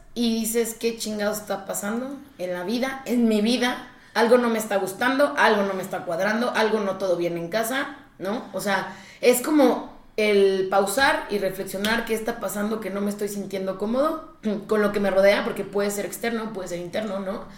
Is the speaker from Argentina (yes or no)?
no; Mexico; algo que también nos pasa mucho como mexicanos